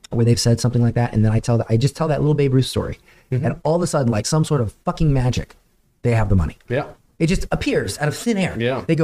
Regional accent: Florida, United States; Dude, I'm from Florida.

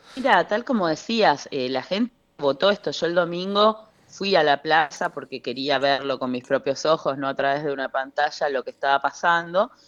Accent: Misiones, Argentina; yo soy de Misiones

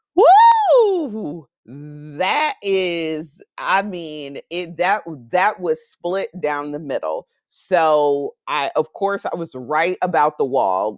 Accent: United States; I'm always grateful to be an American, to grow up in this country

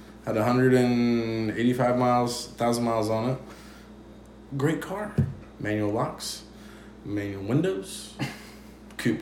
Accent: Chillicothe, United States; my hometown, Chillicothe

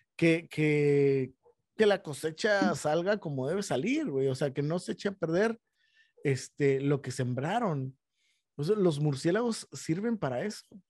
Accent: Mexico; nosotros como mexicanos

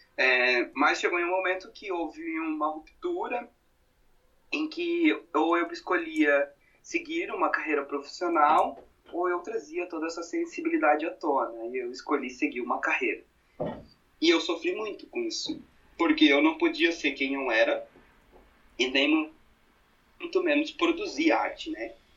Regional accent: Brusque, Santa Catarina, Brazil; moved away as an adult; now in Blumenau, Brazil; Sou natural de Brusque, sou um brusquense, mas atualmente moro em Blumenau já fazem praticamente é, seis anos

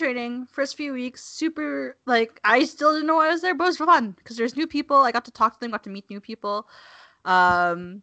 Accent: Calgary, Alberta, Canada; I'm from Calgary

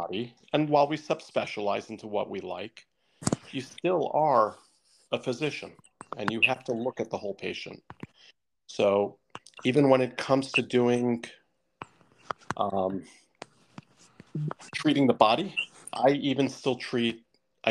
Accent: Millburn, New Jersey, United States; also born or lived in Summit, New Jersey; I grew up in Milburn

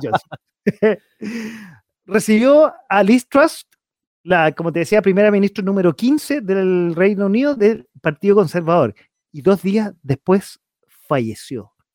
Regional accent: Chile; como simple chileno

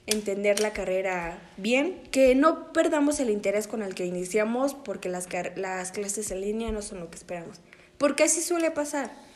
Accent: Naucalpan de Juárez, State of Mexico, Mexico; now in San Antonio de las Huertas, Mexico; Nací en Aucalpan de Juárez el día 13 de enero del año 2002.

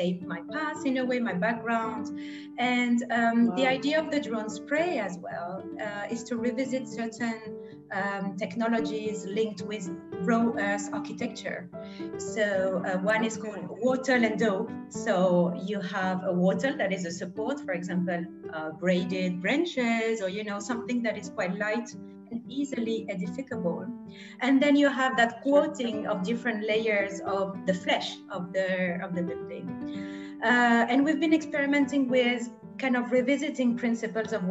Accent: Grenoble, Auvergne-Rhône-Alpes, France; moved away; I'm from Grenoble in France originally

